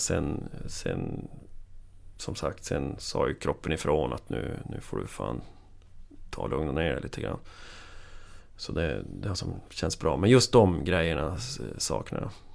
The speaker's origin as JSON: {"language": "Swedish", "town": "Piteå", "region": "Norrbotten County", "country": "Sweden", "said": "jag är från Piteå"}